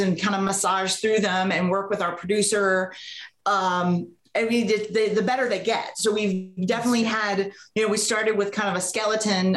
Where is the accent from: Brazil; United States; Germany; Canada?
United States; Houston, Texas; now in Los Angeles, United States; I'm originally from Houston, Texas